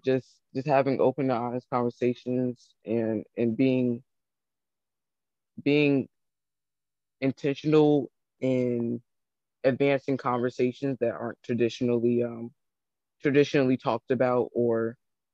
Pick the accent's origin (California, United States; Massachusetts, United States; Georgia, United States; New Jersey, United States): Georgia, United States; Atlanta; I'm from Atlanta, Georgia.